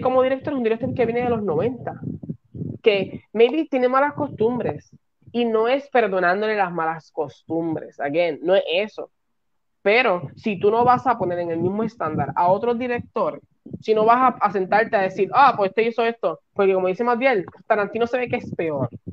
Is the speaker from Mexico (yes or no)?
no; Puerto Rico; Yo que soy de Puerto Rico